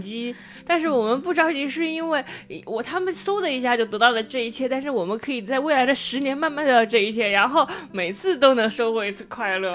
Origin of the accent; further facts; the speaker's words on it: Jiangsu, China; moved away; 我是江苏的